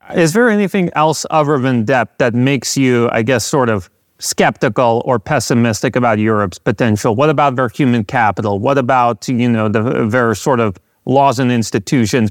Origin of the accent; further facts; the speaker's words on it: United States; growing up in the United States